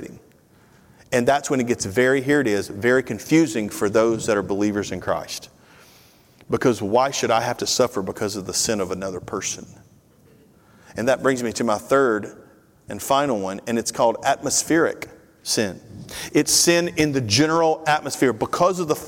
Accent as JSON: {"language": "English", "region": "Tennessee", "country": "United States", "tie": "born or raised there", "moved": "as an adult", "lives_now": "Georgia, United States", "said": "born and bred in Tennessee"}